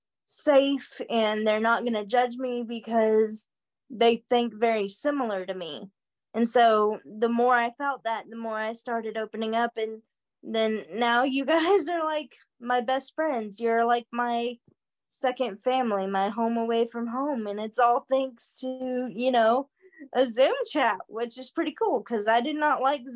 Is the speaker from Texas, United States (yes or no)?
no; Murray, Kentucky, United States; I'm from Murray, Kentucky